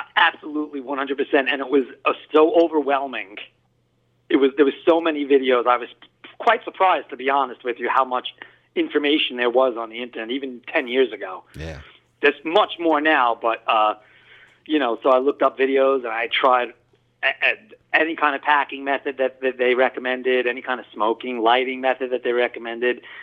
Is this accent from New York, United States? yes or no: yes; Long Island, New York, United States; also born or lived in Brooklyn, New York; I was born in Brooklyn and moved out to Long Island, Hop uh, actually, um, when I was very young.